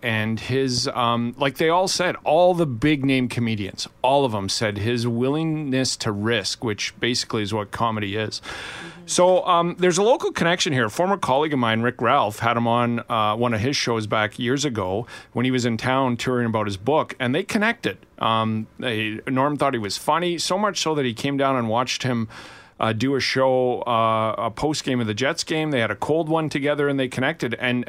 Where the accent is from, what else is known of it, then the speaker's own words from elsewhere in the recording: Canada; as a Canadian